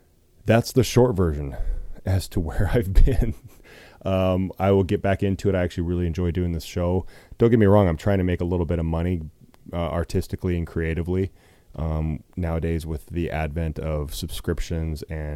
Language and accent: English; Pocatello, Idaho, United States; also born or lived in Atlanta, Georgia / Los Angeles; now in Omaha, United States; my hometown in Pocatello, Idaho